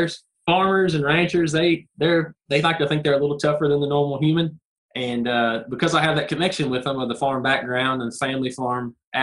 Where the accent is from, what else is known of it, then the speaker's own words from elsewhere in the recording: Southern Middle Tennessee, United States; So me and my wife, we're from Southern Middle Tennessee